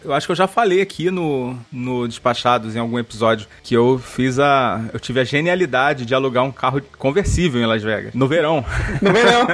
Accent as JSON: {"language": "Portuguese", "region": "Rio de Janeiro", "country": "Brazil", "said": "Eu, como bom carioca que sou"}